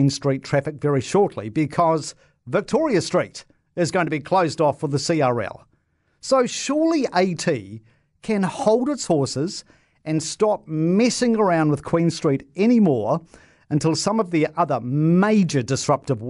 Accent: Christchurch, Canterbury, New Zealand; my hometown, right, Christchurch

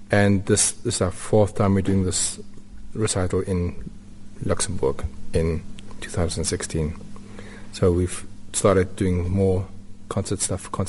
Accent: Newcastle, KwaZulu-Natal, South Africa; born there; also born or lived in Windhoek / Orkney / Rustenburg; I was born in Newcastle mm -hmm. on the coast. Then I moved to Windhoek for two years, and then my stepfather got a job in the mines in Orkney.

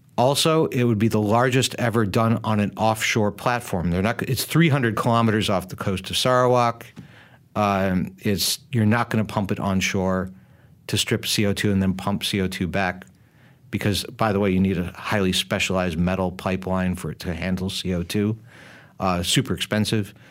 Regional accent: United States; I come from the United States

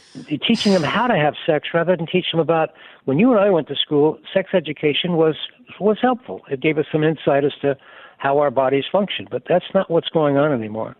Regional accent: Alabama, United States; I'm from Alabama

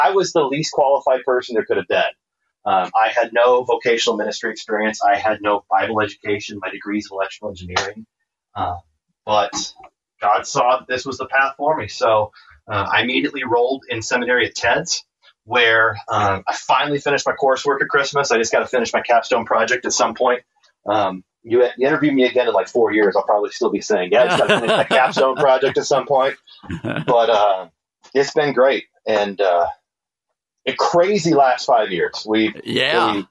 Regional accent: Iowa, United States; moved away as an adult; now in Arizona, United States; I grew up in Iowa, went to Iowa State, majored in electrical engineering

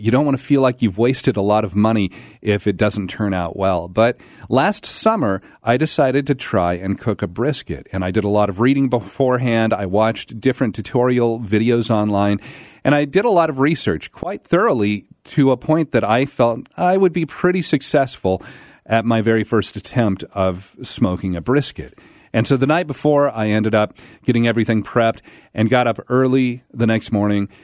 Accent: Pacific Northwest, United States; moved away as an adult; also born or lived in Alabama; I grew up in the Pacific Northwest

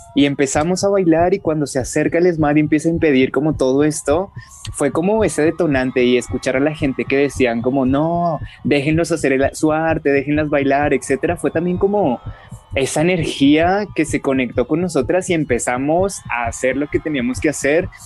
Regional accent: Colombia; como ciudadanos colombianos que somos

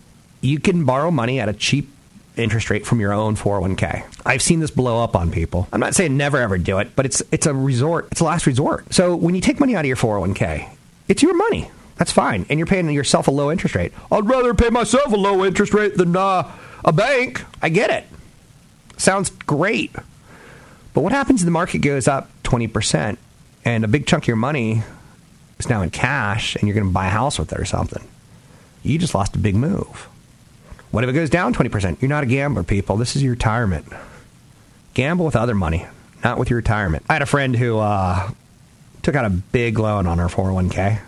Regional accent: East Coast, United States; now in Bay Area, United States; Like when I first moved to the Bay Area, I was from the East Coast and I was a little bit sheltered, right?

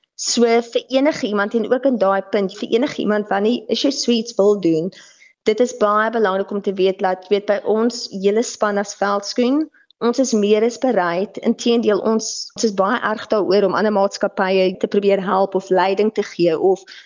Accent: South Africa; as Suid-Afrikaners

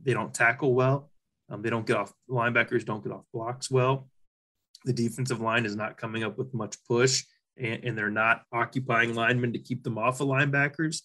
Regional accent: Sedalia, Missouri, United States; growing up in Sedalia, Missouri

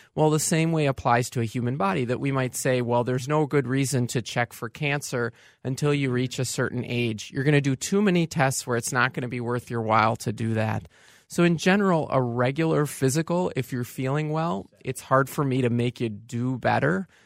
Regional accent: Saint Paul, Minnesota, United States; also born or lived in Evanston / California; I'm a Saint Paul native

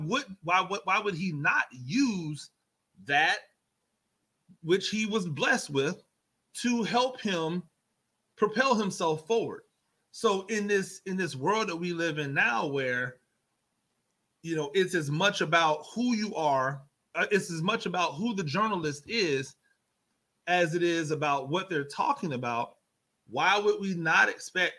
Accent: Tampa, Florida, United States; So I went to Gaither

